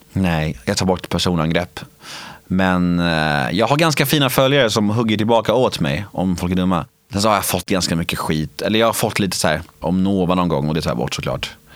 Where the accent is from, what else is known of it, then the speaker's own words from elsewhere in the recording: Värmdö, Stockholm County, Sweden; also born or lived in Södermalm, Stockholm; jag föddes på Södermalm i Stockholm och när jag var sex år gammal flyttade vi till Värmdö och där bodde vi i ett kollektiv